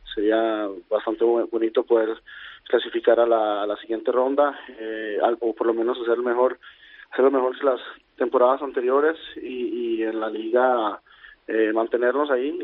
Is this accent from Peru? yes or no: no; Colombia; moved away as an adult; also born or lived in Costa Rica; now in Sweden; yo crecí en Colombia durante la guerra del narcotráfico en los noventas